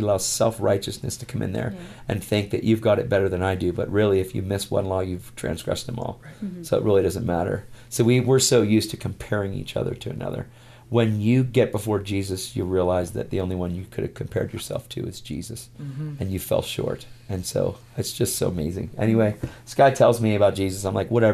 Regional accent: York, Pennsylvania, United States; 586 churches in my hometown in York, Pennsylvania, where we lived

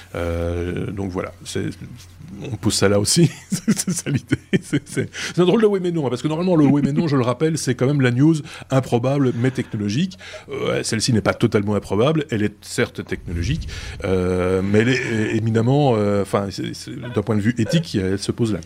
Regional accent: Belgium; chez nous en Belgique

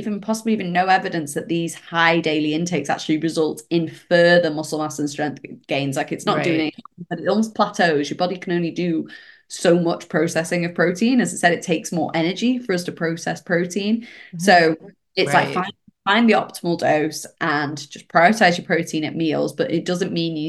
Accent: United Kingdom; British here

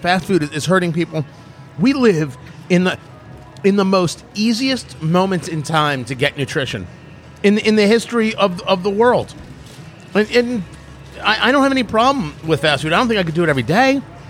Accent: New Jersey, United States; Me growing up in Jersey

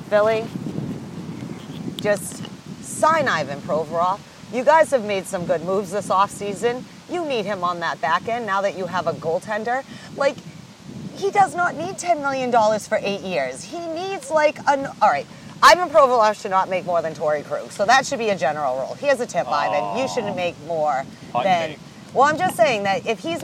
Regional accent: Nova Scotia, Canada; moved away; also born or lived in New England; I'm actually from Nova Scotia

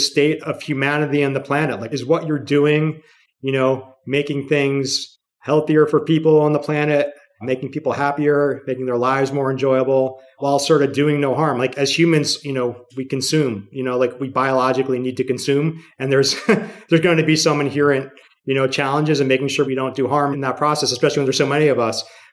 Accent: New York City, New York, United States; New York City is my hometown

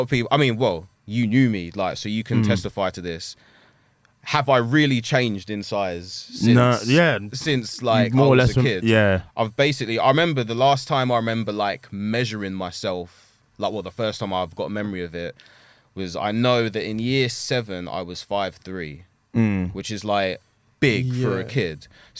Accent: Chafford, East of England, United Kingdom; also born or lived in New Cross; I was born in New Cross, lived there till I was like 3. We were like one of the first families to move into Chafford, like 94, 95.

